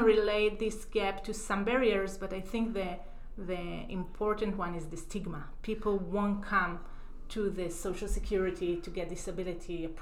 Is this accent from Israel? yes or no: yes; Israel; moved away as an adult; now in Chicago, United States; I grew up in Israel